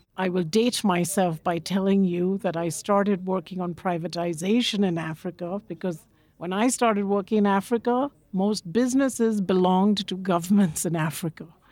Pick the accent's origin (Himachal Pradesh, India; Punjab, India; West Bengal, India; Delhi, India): West Bengal, India; Kolkata; I grew up in Calcutta, in India, big bustling